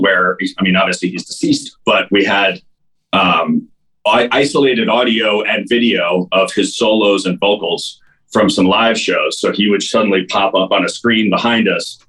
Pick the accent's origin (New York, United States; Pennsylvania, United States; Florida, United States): New York, United States; moved away as an adult; also born or lived in Chicago; now in Los Angeles, United States; I'm from New York